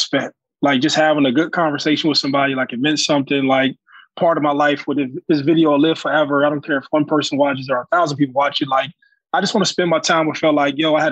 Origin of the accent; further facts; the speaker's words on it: Youngstown, Ohio, United States; we probably service about 600 kids in Youngstown City Schools in my hometown.